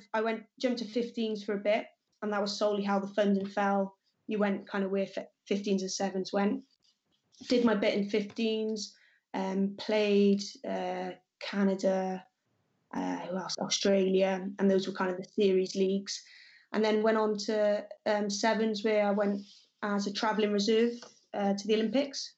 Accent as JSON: {"language": "English", "town": "Cardiff", "region": "Wales", "country": "United Kingdom", "tie": "born or raised there", "said": "I was born in Cardiff, and I went to Glamorgan Wanderers, which was the local club"}